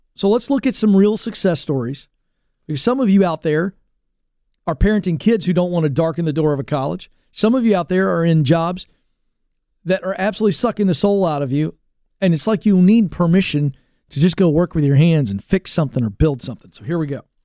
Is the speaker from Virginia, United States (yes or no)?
yes; Virginia Beach, Virginia, United States; I grew up in Virginia Beach area, uh, the Tidewater, coastal area of Virginia